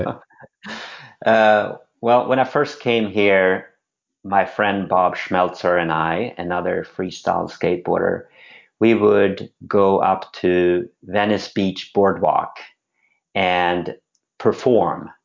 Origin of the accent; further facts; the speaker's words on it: Sweden; moved away as an adult; now in United States; I'm born and raised in Sweden and came over when I was 18